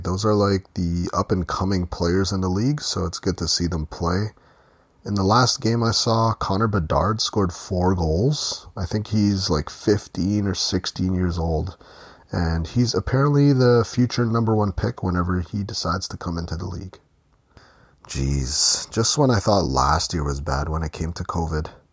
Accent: Ontario, Canada; in Ontario, Canada, which is where I'm from

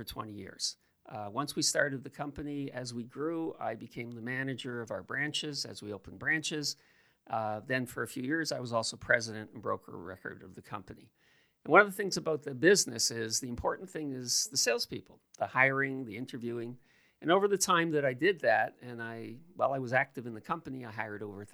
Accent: Toronto, Ontario, Canada; I grew up at Keelan Wilson. And when I grew up there, it was heavily an Italian neighborhood

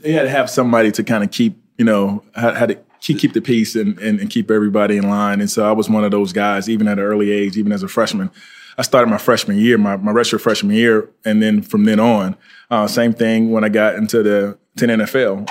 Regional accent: Fort Pierce, Florida, United States; I'm from Florida. Uh, went to high school at uh, Fort Pierce Westwood High School

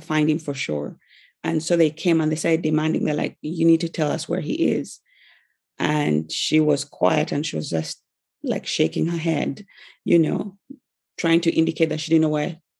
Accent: Uganda; I'm from Africa, from Uganda in East Africa

